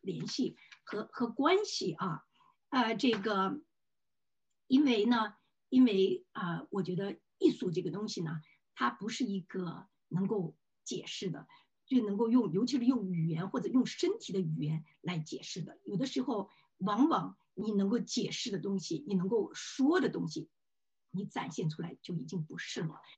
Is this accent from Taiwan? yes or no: no; Luoyang, Henan, China; now in New York, United States; 我在洛阳成长的这些经历